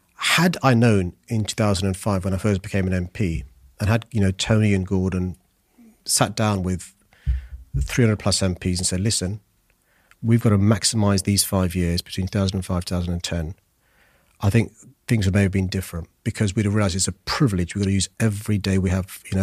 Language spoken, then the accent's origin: English; London, United Kingdom; I was born in Tooting in Saint George's Hospital